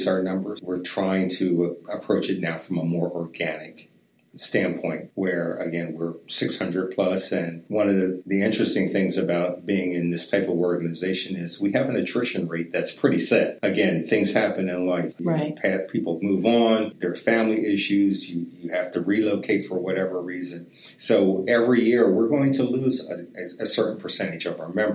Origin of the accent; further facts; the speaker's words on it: East Coast, United States; moved away; I grew up on the East Coast